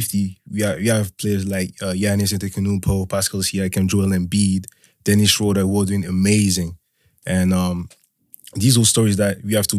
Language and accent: English; France; also born or lived in Togo / Benin / Ghana; now in Leeds, United Kingdom; Yeah, I grew up in France and I grew up on the border of Switzerland as well.